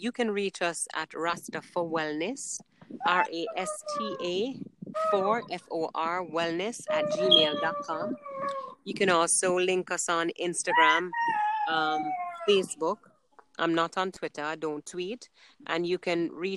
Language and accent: English; New York City, New York, United States; I grew up in Brooklyn. I grew up in New York.